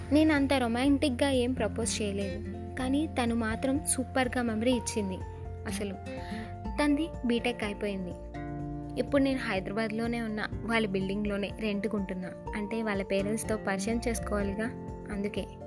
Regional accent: Visakhapatnam, Andhra Pradesh, India; నేను మా ఊరు వచ్చేసా వైజాగ్కి

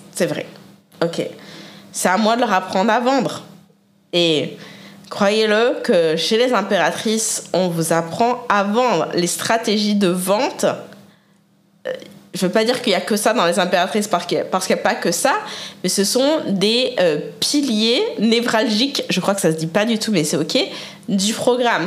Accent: France; moved away as an adult; also born or lived in Canada / Mexico; now in United States; J'ai quand même grandi, été éduquée, hein, euh, élevée euh, en France

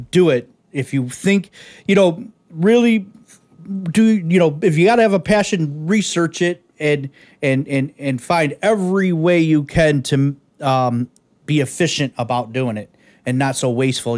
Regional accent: Detroit, Michigan, United States; originally born in the East Side of Detroit

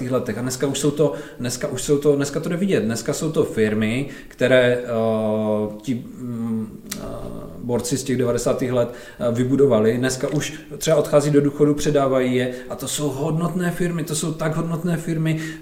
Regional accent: Ostrava, Moravian-Silesian Region, Czechia; U nás v Ostravě

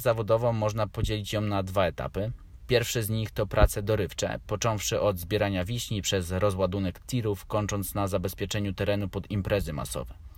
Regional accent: Warsaw, Masovian Voivodeship, Poland; Mieszkam od urodzenia w Warszawie

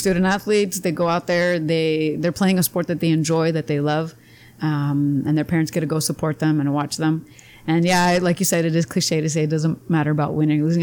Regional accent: Imperial, California, United States; also born or lived in Calexico, California / Spain; We moved to Imperial with my mom and my dad. And so I grew up in Imperial.

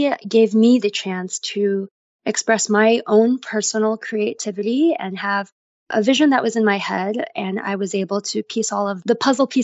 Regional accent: New York, United States; moved away as an adult; also born or lived in Paris; I'm originally born and raised in New York.

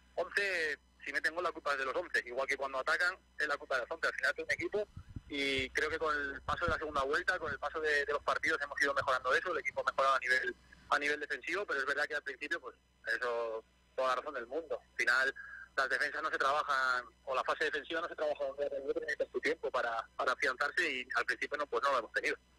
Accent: Gijón, Asturias, Spain; moved away as an adult; now in Málaga, Spain; yo soy de Gijón, toda la vida he vivido a lo del mar

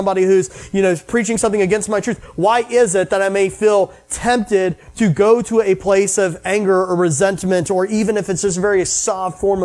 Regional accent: United States; I grew up in the United States

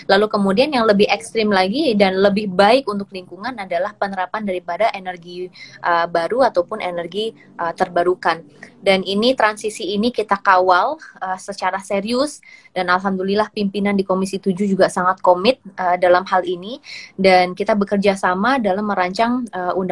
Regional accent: Indonesia; born there; dilahirkan di Indonesia, Mbak. Dilahirkan di Indonesia dan kebetulan tingg

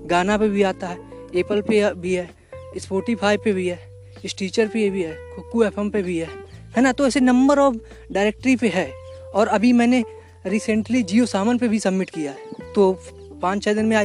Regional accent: India; अगर आप इंडिया से हो है ना चूँकि मैं इंडिया से हूँ इसलिए आपको थोड़ा कनेक्ट भी मिलेगा

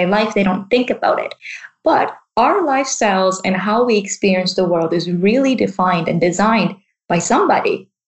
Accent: Vancouver, British Columbia, Canada; now in Bristol, United Kingdom; I am also from that same city

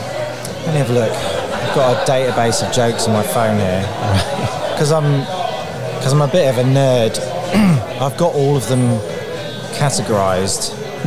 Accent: Peterborough, East of England, United Kingdom; also born or lived in South London; now in London, United Kingdom; Peterborough originally, but live in South London.

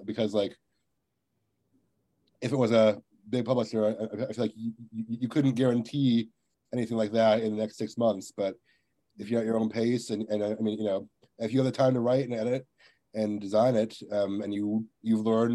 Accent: Virginia, United States; now in Texas, United States; I'm from Virginia, but I live in Texas now

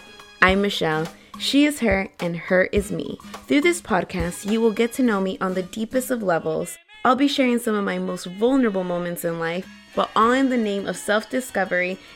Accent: United States; Growing up in Washington gave me access to a variety of people

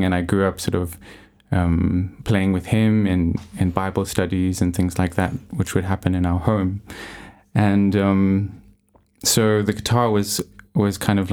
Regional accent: South Africa; moved away as an adult; also born or lived in Johannesburg, South Africa / Jeffreys Bay, Eastern Cape, South Africa; I am from South Africa and was born in Johannesburg. But when I was about 9 years old, my parents moved to the Eastern Cape, where they currently live now, in a little surfing town called Jeffreys Bay.

